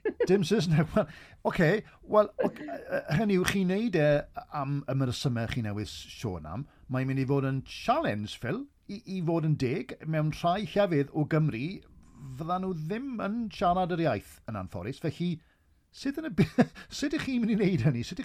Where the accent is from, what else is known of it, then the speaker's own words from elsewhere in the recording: Wales, United Kingdom; fel Cymro Cymraeg, dwi'n cael trwbl weithiau i ddeall